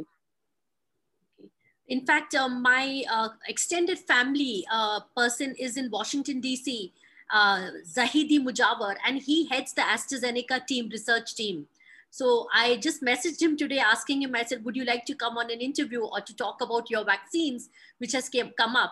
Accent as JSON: {"language": "English", "town": "Mumbai", "region": "Maharashtra", "country": "India", "tie": "born or raised there", "moved": "yes", "said": "my hometown in Mumbai"}